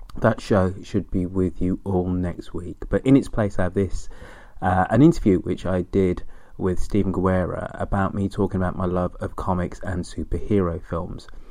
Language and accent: English; United Kingdom; being British, in the nineteen seventies, you're exposed to um, U K comics